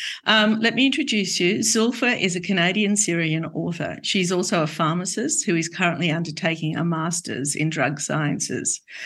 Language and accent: English; Australia; I grew up in Australia